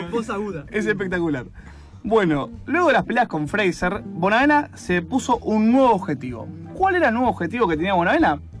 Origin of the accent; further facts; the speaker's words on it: Argentina; Soy blanco y argentino.